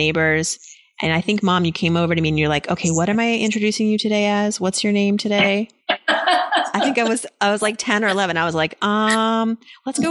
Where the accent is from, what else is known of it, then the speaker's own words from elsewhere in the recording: East Coast, United States; I'm Iranian, that I grew up on the East Coast.